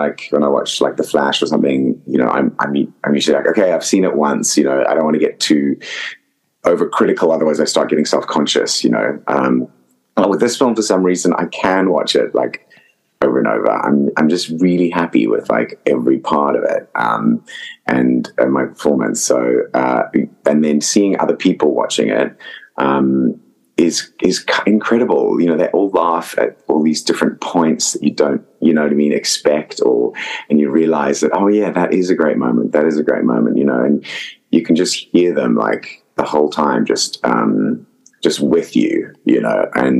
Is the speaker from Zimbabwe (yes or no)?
yes; Zimbabwe; accent: mix of Zimbabwean, Australian and American; the first movie I've got to use my natural accent, which is a crazy kind of mix. It does sound quite English, according to some people, but it's, you know, it's a mixture of sort of Zimbabwean, Australian, and I guess a bit of American